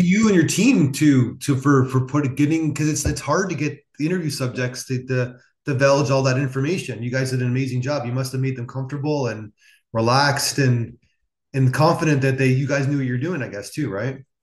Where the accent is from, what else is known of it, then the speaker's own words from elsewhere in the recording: Niagara Falls, New York, United States; I'm from Niagara Falls, so so I saw in the 90s and 2000s these cities crumbling